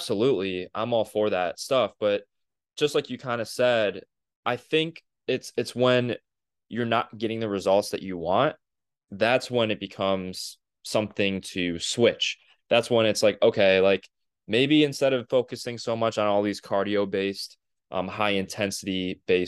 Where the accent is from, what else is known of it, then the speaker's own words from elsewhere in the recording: Cleveland, Ohio, United States; we're from Cleveland.